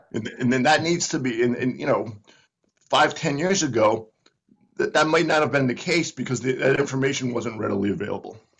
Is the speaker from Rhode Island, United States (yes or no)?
yes; Providence, Rhode Island, United States; moved away as an adult; now in Northern Virginia, United States; I grew up in Providence